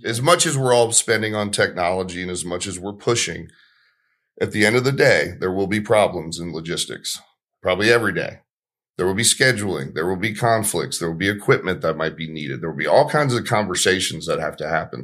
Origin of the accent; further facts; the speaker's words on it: Marietta, Georgia, United States; I grew up in Marietta, Georgia